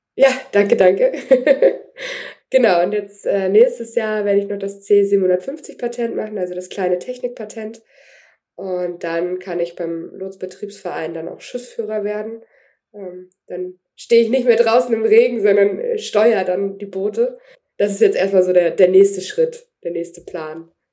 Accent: Kiel, Schleswig-Holstein, Germany; Ich bin zwar mit groß geworden auf dem Dampftonnenleger in Kiel, ähm, da war mein Papa äh, Gründungsmitglied

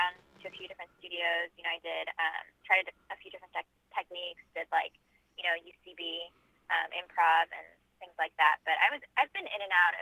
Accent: Chicago, Illinois, United States; moved away as an adult; now in Los Angeles, United States; I am originally from Chicago. I grew up there, and I lived there until I was about 22. And then I moved out

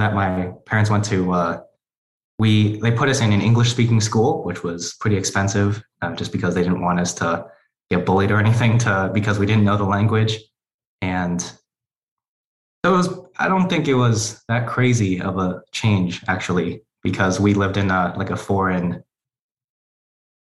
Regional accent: Connecticut, United States; also born or lived in Chicago, Illinois / South Korea; So I was born in Chicago, but lived in South Korea for a while when my dad had to do his military service. And then we moved back to the U.S. and settled down in Connecticut.

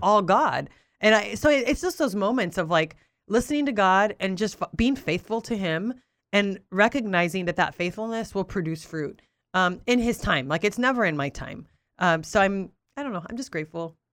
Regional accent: Oxnard, California, United States; English is a second language; moved away; also born or lived in Albuquerque, New Mexico; grew up in Southern California, born and raised in Oxnard

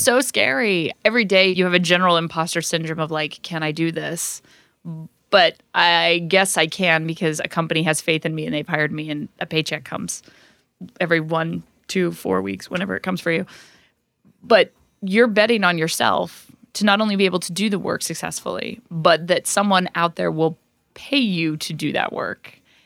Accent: Orem, Utah, United States; moved away; I grew up in Orem, Utah, which is a tiny conservative town in a very conservative state

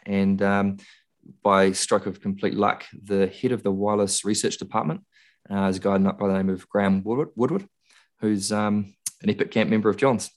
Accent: Christchurch, Canterbury, New Zealand; I was born in Christchurch, spent a lot of time there

